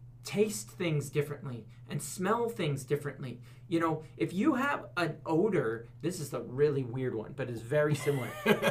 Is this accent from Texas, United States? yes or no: no; Oregon, United States; People say, where are you from? And I go, oh, Oregon.